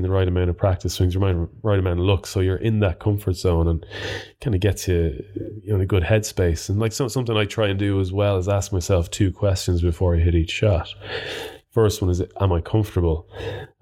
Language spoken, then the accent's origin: English; Birr, Ireland; when I was growing up in Burr that my dad kind of made Justin Keogh play with me a few times